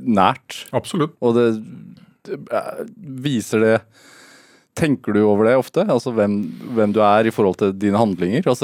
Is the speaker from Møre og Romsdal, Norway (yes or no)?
no; Oslo, Norway; Jeg vokste opp på, på Bygdø.